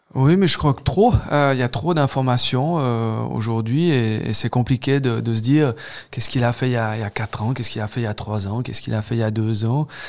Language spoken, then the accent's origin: French; Switzerland; j'ai grandi à Dorena